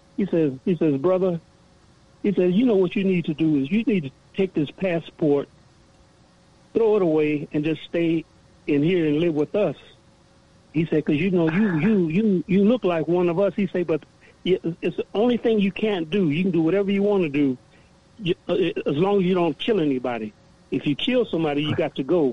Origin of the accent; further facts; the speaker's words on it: Louisiana, United States; now in Toronto, Canada; I'm living in Toronto, and I'm originally from uh, uh, from, well, I was born in Louisiana